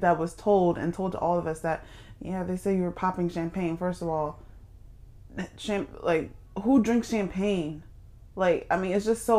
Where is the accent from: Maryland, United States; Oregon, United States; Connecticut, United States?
Maryland, United States; I'm from Maryland.